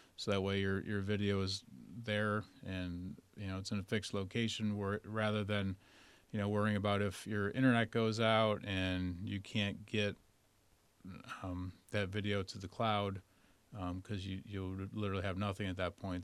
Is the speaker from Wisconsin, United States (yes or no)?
no; Rochester, New York, United States; moved away as an adult; I'm originally from Rochester, New York